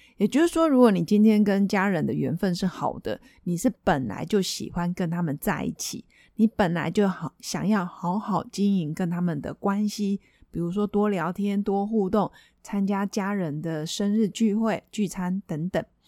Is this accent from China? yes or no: no; Taiwan; 我们台湾人